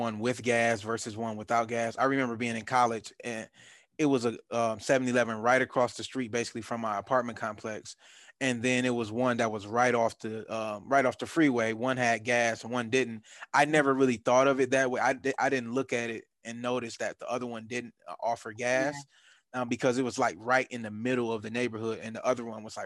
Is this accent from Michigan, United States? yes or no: yes; Detroit, Michigan, United States; now in Atlanta, United States; in Detroit, where I grew up at, we don't have large gas stations like